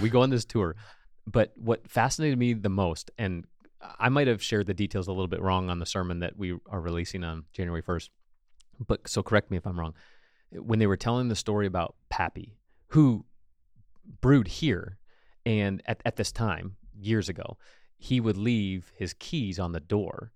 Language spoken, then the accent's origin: English; United States; as an American, we live in the American dream culture